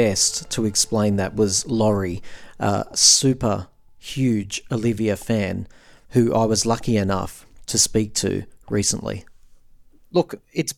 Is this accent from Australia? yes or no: yes; Australia; I'm an Australian